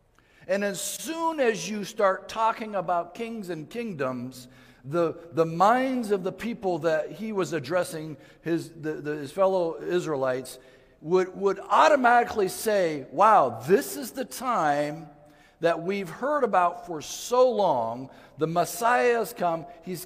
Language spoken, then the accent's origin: English; Mali; also born or lived in Ivory Coast / Guinea; I grew up in West Africa. I was born in the Ivory Coast and grew up in the country of Mali.